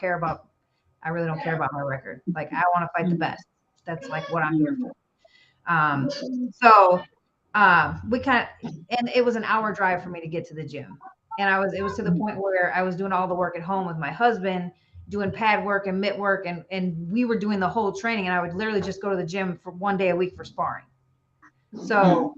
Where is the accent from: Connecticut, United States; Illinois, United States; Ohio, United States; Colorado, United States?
Illinois, United States; also born or lived in Chicago; now in Tennessee, United States; I'm from Illinois originally. I live in Tennessee now